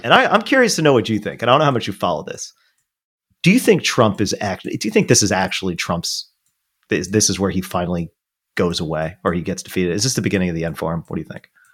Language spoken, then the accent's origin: English; Rockland County, New York, United States; also born or lived in Brooklyn/Staten Island district, New York; now in New York City, United States; my hometown where I grew up, uh, where Auckland County is a part